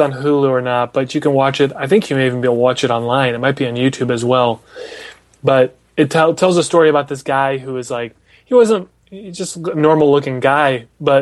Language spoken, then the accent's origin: English; Des Moines, Iowa, United States; I'm from Des Moines